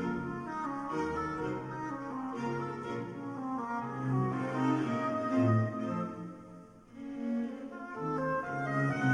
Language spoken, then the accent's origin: English; Kansas, United States; moved away as an adult; now in San Diego, United States; I'm from Kansas and moved out here about 4 years ago